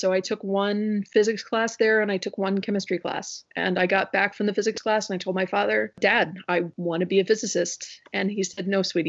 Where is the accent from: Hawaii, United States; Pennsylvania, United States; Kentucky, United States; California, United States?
Kentucky, United States; Louisville; moved away as an adult; also born or lived in Indiana / Anchorage, Alaska / Boston / New York; now in DC area, United States; I grew up in Kentucky, went to the University of Louisville, and then graduated and went to Purdue for graduate school, got my PhD at Purdue, lived in Indiana for about 10 years, and then I moved to Alaska